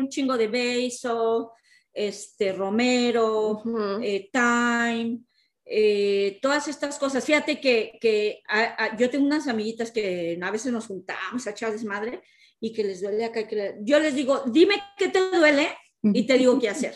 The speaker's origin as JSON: {"language": "Spanish", "country": "Mexico", "moved": "yes", "said": "nuestro país México, porque somos mexicanas"}